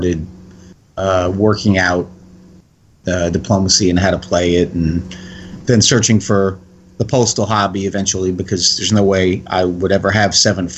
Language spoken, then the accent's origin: English; Connecticut, United States; moved away; also born or lived in New Jersey; Growing up in Connecticut in the 70s